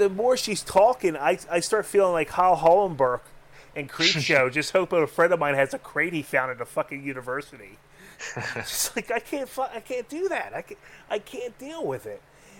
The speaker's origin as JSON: {"language": "English", "town": "Philadelphia", "region": "Pennsylvania", "country": "United States", "tie": "born or raised there", "said": "Yes, and I'm a very pissed off Dago that grew up in the city of Philadelphia."}